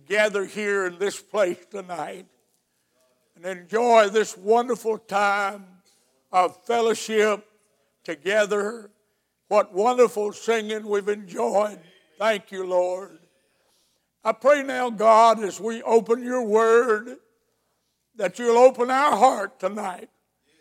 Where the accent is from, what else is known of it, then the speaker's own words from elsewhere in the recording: Alabama, United States; moved away as an adult; now in Georgia, United States; I was raised in Alabama